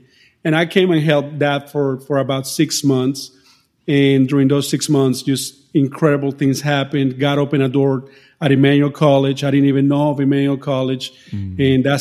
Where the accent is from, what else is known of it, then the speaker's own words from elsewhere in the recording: Colombia; first language Spanish; English is a second language; moved away as an adult; now in North Carolina, United States; I grew up in South America, in the nation of Colombia, grew up in a Christian home